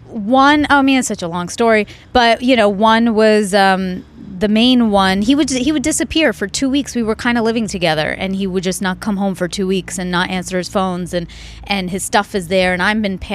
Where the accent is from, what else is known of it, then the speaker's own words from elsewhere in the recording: India; they were all talking in Spanish, and I'm Indian. I didn't know the language, and I was honestly bored